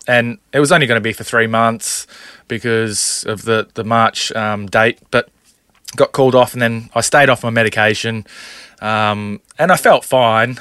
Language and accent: English; Townsville, Queensland, Australia; growing up in Townsville